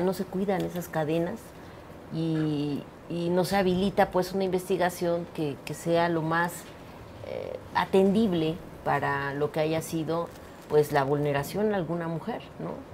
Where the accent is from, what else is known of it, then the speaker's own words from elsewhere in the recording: Mexico City, Mexico; en Iztapalapa, que es de donde soy